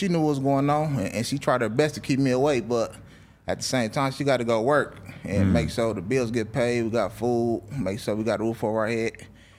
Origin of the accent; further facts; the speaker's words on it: Los Angeles, California, United States; I grew up in the Crenshaw District, specifically on 8th Ave and 63rd.